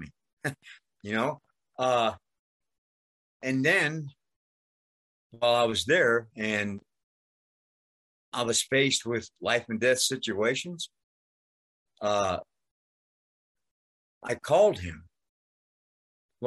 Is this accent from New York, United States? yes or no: yes; New York, United States; accent: New York; moved away; also born or lived in Las Vegas; I grew up in New York